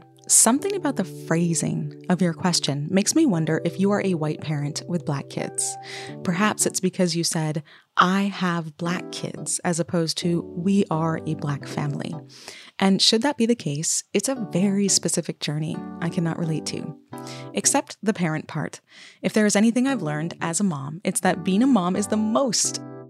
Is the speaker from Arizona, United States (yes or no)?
no; Vermont, United States; Growing up in Vermont, black can sometimes be so uncomfortable